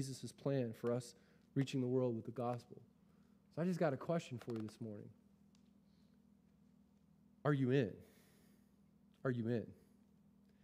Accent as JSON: {"language": "English", "country": "United States", "said": "as American, westernized Christians"}